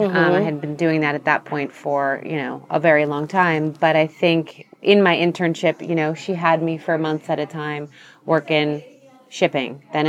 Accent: San Diego, California, United States; I grew up in San Diego.

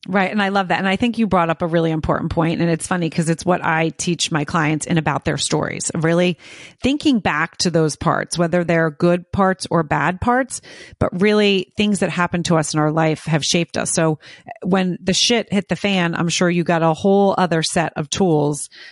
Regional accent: outside Philadelphia, New Jersey, United States; I grew up on the East Coast, um, right outside of Philadelphia in New Jersey

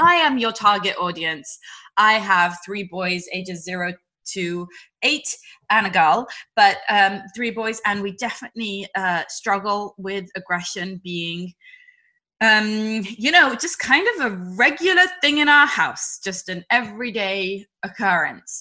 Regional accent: Jerusalem, Jerusalem District, Israel; living through a lot of terror in my hometown in Jerusalem

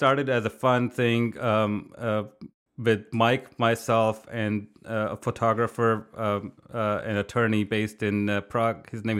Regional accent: India; English is a second language; Since I was growing up in India, creative writing is part of your, you know, it's just part of your upbringing.

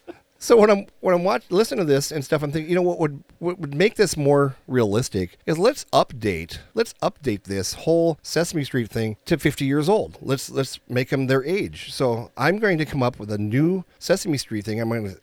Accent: Minnesota, United States; we're from Minnesota

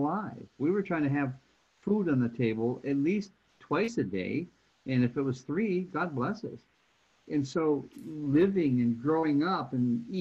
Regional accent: Flint, Michigan, United States; I grew up in Flint, Michigan back in the 1950s.

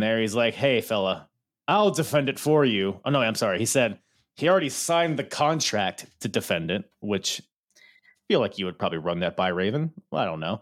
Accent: Philippines; I'm Filipino

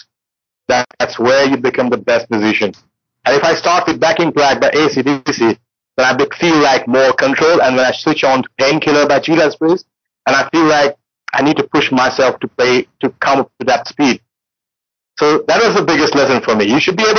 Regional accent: India; I'm an Indian and in our traditional music, drums play a very important role

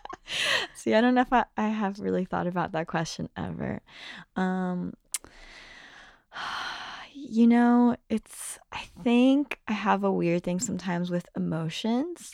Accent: Brazil; moved away; I grew up in Brazil, so I definitely have some songs that are in Portuguese

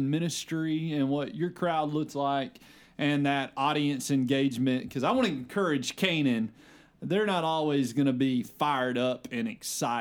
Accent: Arkansas, United States; I'm from Arkansas

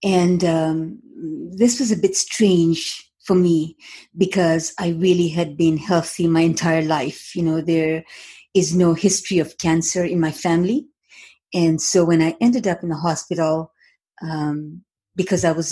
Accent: Moshi, Kilimanjaro, Tanzania; moved away as an adult; now in Toronto, Canada; I was born in Moshi, Tanzania, so East Africa, in a very, very small town that contained Mount Kilimanjaro. So every morning I'd wake up in the morning and peer through my window

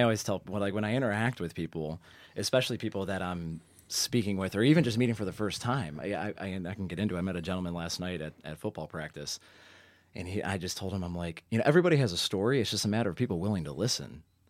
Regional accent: Parma, Ohio, United States; I hail from Parma.

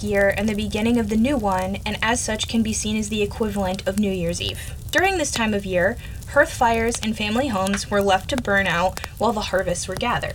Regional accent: United States; I'm American.

